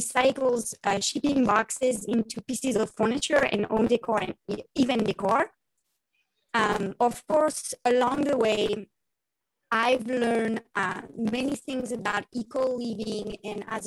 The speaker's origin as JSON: {"language": "English", "town": "Paris", "region": "Île-de-France", "country": "France", "tie": "born or raised there", "accent": "French", "second_language": "English", "moved": "as an adult", "lives_now": "Issaquah, United States", "said": "So as you can hear my beautiful French accent, I grew up in Paris, France."}